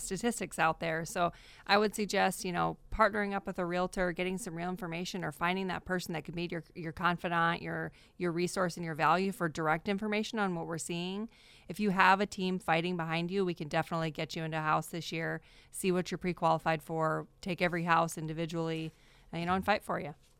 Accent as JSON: {"language": "English", "region": "Iowa", "country": "United States", "also_born_or_lived": "Arizona", "moved": "as an adult", "lives_now": "Fresno, United States", "said": "from Arizona, but we're from Iowa originally"}